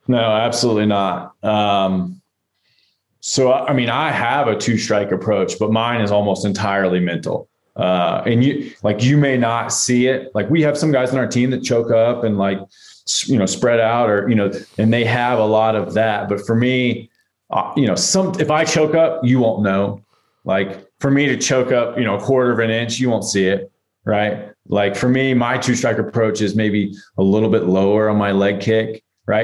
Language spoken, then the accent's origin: English; Atlanta, Georgia, United States; growing up in Atlanta